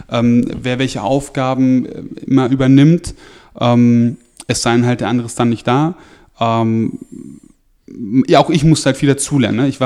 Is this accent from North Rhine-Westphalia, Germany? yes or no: no; Lower Saxony, Germany; ich komme halt aus Niedersachsen, von so einem, von, vom kleinen Dorf und da gab es halt entweder Angeln oder Fußball